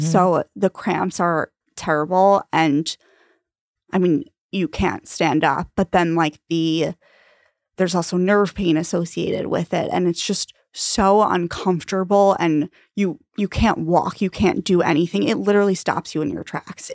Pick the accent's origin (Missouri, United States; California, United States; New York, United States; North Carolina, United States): New York, United States; Long Island; also born or lived in Ithaca; now in New York City, United States; I am from Long Island